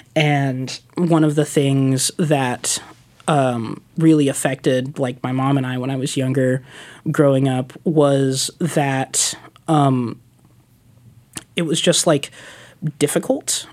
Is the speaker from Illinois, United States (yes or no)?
no; Stockton, California, United States; moved away as an adult; now in Portland, United States; I'm originally from California